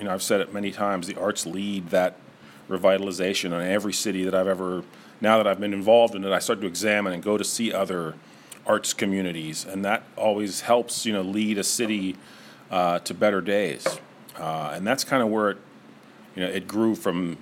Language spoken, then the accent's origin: English; Niles, Ohio, United States; also born or lived in Rochester; I'm an artist from the area. I grew up in Niles, went to Howland High School, graduated from YSU in the 90s